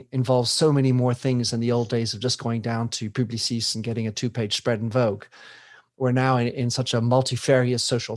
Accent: United States; I come from the United States

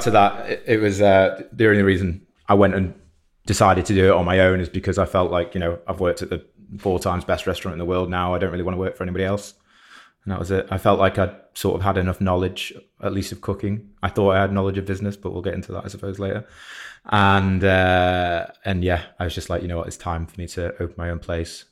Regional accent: Shropshire, West Midlands, United Kingdom; now in Manchester, United Kingdom; I'm not from Manchester. I'm from Shropshire originally.

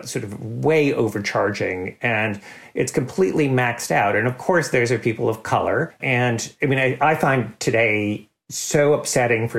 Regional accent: New York, United States; I'm from New York

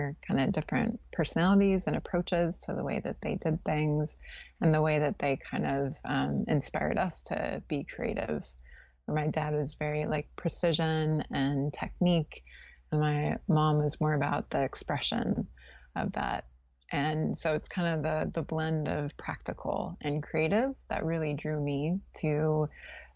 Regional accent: California, United States; moved away as an adult; also born or lived in New Orleans; I grew up in California

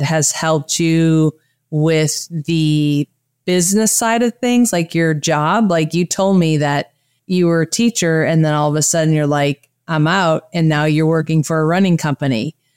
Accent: Michigan, United States; moved away; also born or lived in Wisconsin; I was born in Michigan and I, uh, lived in Wisconsin

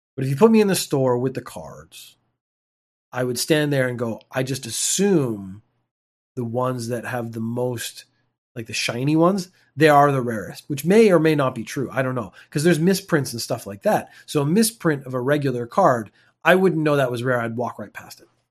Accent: Canada; moved away; I'm a Canadian.

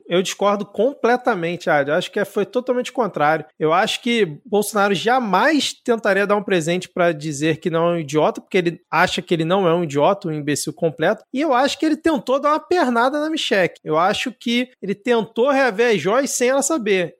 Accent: Rio de Janeiro, Brazil; como um bom carioca

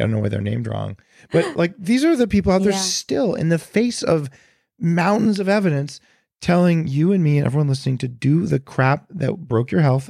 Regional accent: Silicon Valley, California, United States; But I know I'm from Silicon Valley.

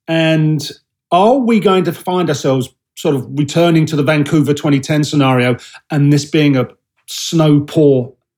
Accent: England, United Kingdom; now in United States; I'm English and I'm in America

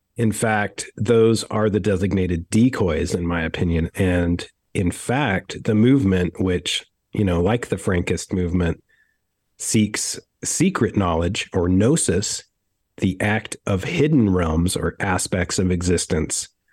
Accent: Utah, United States; I was brought up very strangely in Utah

